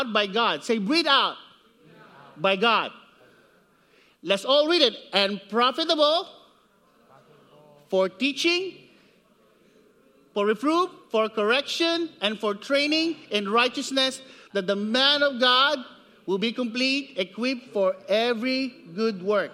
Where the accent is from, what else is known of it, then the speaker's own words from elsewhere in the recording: Siniloan, Calabarzon, Philippines; moved away; I grew up in the Philippines. It's about in Sinaloan, Laguna, Philippines.